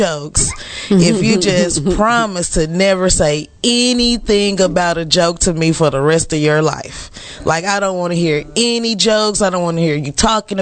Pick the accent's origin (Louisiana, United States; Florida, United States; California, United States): Louisiana, United States; Bastrop; now in Dallas, United States; I am from Bastrop, Louisiana, a very small town